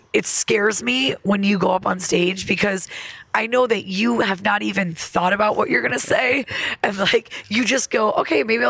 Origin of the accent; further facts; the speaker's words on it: Elmira, New York, United States; moved away as an adult; also born or lived in Lexington, Kentucky; now in Los Angeles, United States; From upstate New York. I'm from Elmira.